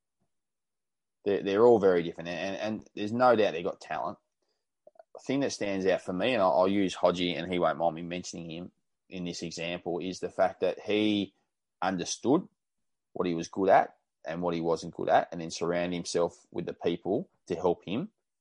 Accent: Tasmania, Australia; moved away as an adult; now in Queensland, Australia; I'm from Tasmania

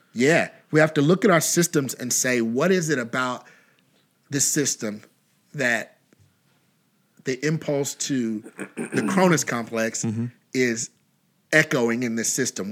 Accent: Kentucky, United States; we're from Kentucky

